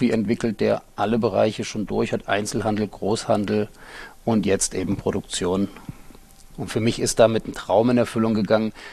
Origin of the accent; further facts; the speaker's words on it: Halle an der Saale, Saxony-Anhalt, Germany; moved away; ich komme ursprünglich aus Halle an der Saale, also aus Ostdeutschland. Bin kurz vor der Wende dann nach Hannover gegangen. Danach habe ich in Köln studiert